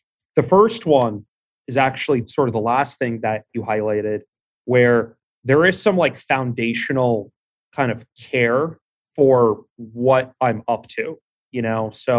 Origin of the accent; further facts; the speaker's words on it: Queens, New York, United States; growing up in Queens, you know, deli owners, jewelers, like people that own their own like lending operations, all sorts of different businesses.